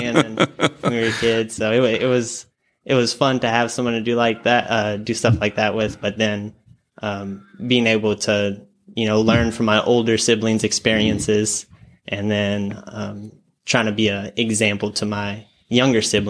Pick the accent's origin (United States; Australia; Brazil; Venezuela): United States; Hamshire, Texas; also born or lived in Lafayette, Louisiana; I'm from Hancomer, Texas, which is a super small farming town, kind of right in between Houston and Beaumont, so southeast Texas. I was born in Lafayette, Louisiana, so I'm originally from Louisiana